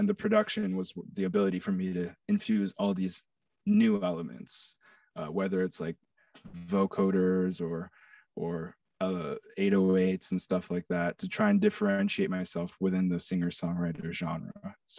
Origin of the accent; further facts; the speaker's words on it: New York, United States; I grew up on the Upper East Side in New York.